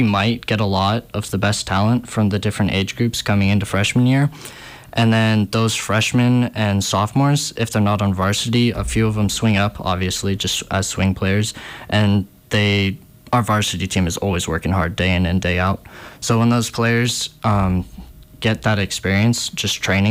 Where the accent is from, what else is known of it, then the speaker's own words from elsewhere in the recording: Montana, United States; I'm from Montana